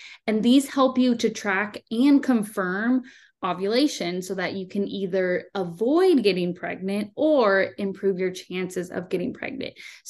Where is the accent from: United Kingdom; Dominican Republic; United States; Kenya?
United States; San Diego, California; I am from San Diego and I currently live here now.